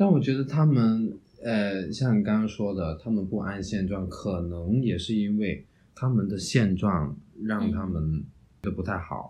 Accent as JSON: {"language": "Chinese", "country": "China", "lives_now": "Hungary", "said": "我从中国来到匈牙利，环境变了，那我的固有的习惯我也会跟着变。"}